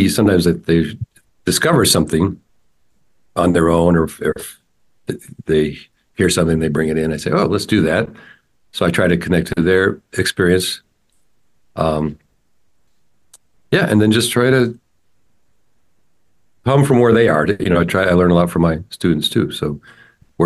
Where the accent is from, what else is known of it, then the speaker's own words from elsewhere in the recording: Santa Rosa, California, United States; I grew up in Santa Rosa, which is north of San Francisco